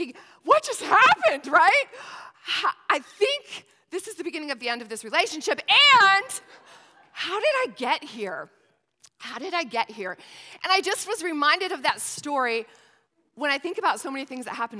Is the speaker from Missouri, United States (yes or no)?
no; St. Lawrence County, northern New York State, United States; now in Newport News, United States; I was born and raised in northern New York State